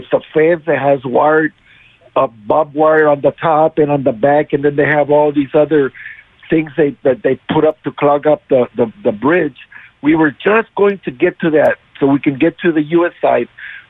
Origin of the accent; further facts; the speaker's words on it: Brownsville, Texas, United States; I live in Brownsville. I was born and raised here in Brownsville.